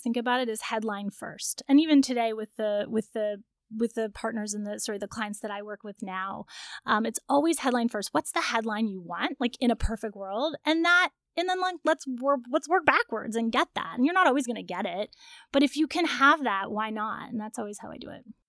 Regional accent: Toronto, Ontario, Canada; I'm from Toronto

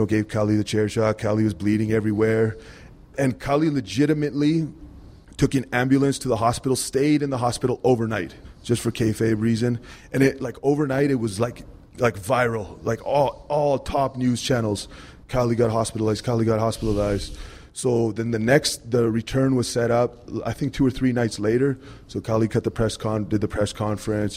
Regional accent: India; I'm Indian

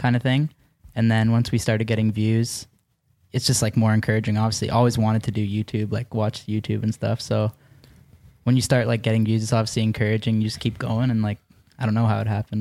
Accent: Mississauga, Ontario, Canada; just outside Toronto. I'm from Mississauga

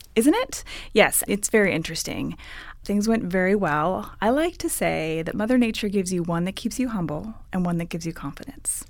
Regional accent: Ottawa, Ontario, Canada; moved away as an adult; now in California, United States; I'm originally from Ottawa, Ontario, Canada

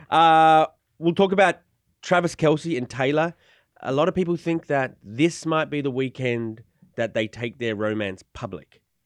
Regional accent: Australia; moved away; I'm Australian

